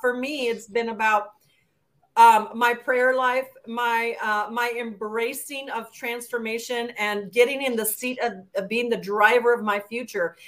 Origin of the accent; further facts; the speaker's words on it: El Paso, Texas, United States; I'm a border town gal. I grew up in El Paso